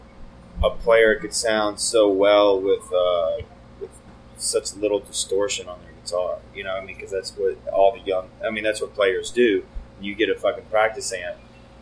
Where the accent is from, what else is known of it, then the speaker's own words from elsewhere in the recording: Richmond, Virginia, United States; we're from Richmond, Virginia